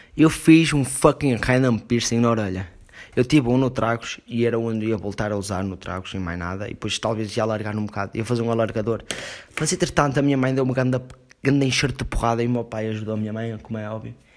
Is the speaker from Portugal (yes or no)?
yes; Portugal